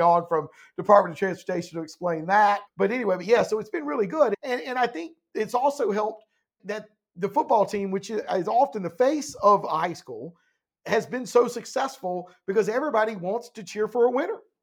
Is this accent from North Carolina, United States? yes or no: yes; Laurinburg, North Carolina, United States; moved away; I grew up in Laurinburg, went to Scotland High School